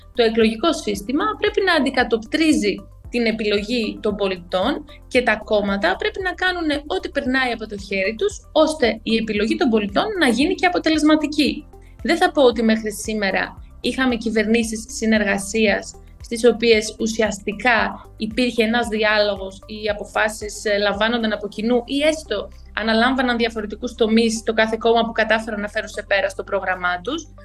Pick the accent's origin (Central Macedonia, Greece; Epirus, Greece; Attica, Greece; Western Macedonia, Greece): Central Macedonia, Greece; Alexandreia; also born or lived in Thessaloniki; Γεννήθηκα και μεγάλωσα στην Άουσα και τώρα πάλι πλέον ζω στην Άουσα.